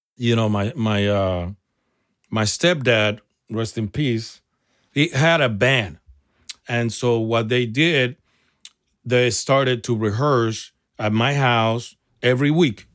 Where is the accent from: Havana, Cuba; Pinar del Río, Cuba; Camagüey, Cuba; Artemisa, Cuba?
Havana, Cuba; also born or lived in San Francisco, United States; now in United States; I'm a small little kid from a small town in Cuba, Repato Bue, Arroyo Naranjo